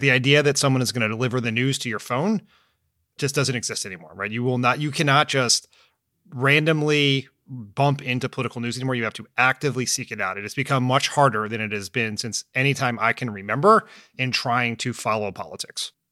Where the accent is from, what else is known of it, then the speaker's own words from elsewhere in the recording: near Philadelphia, Pennsylvania, United States; I grew up near Philly